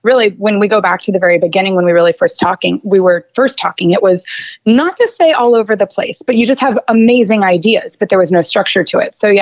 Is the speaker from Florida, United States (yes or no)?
no; Atlanta, Georgia, United States; I grew up in Atlanta.